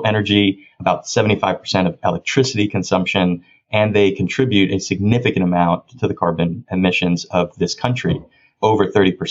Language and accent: English; Miami, Florida, United States; moved away as an adult; also born or lived in Orlando, Florida; now in Washington, D.C., United States; I was born and raised down in Miami, Florida, raised by my mom and grandparents